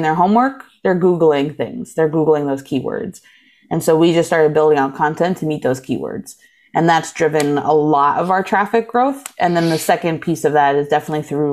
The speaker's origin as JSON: {"language": "English", "region": "East Coast", "country": "United States", "tie": "born or raised there", "moved": "as an adult", "lives_now": "Milwaukee, United States", "said": "I grew up on the East Coast"}